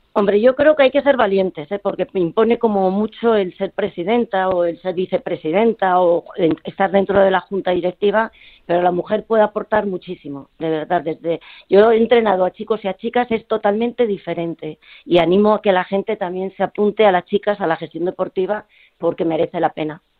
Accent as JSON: {"language": "Spanish", "town": "Gijón", "region": "Asturias", "country": "Spain", "also_born_or_lived": "Madrid", "moved": "yes", "said": "fue llegar a Madrid, que yo soy de Gijón"}